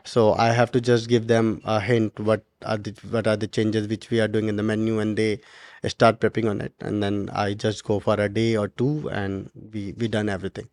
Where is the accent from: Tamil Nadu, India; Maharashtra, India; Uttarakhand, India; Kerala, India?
Uttarakhand, India; now in Dubai, United Arab Emirates; I'm from Uttarakhand